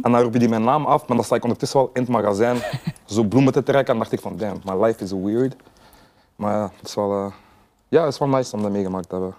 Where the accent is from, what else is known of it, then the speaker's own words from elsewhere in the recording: Sint-Niklaas, Flanders, Belgium; ik ben een artiest uit België